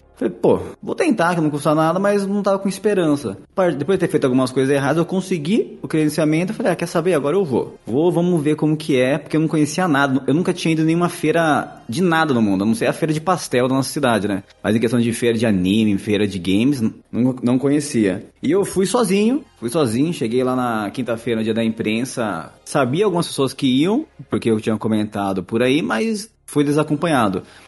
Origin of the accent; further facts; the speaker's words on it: Itatiba, São Paulo, Brazil; eu sou de Itatiba, interior de São Paulo